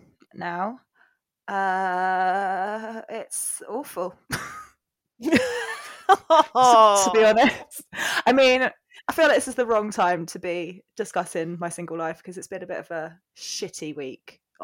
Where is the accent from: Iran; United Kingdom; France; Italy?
United Kingdom; Cornwall, South West England; moved away; I'm 32. Had to think about that then. Yeah, I live in Cornwall. Moved back to my hometown a couple of years ago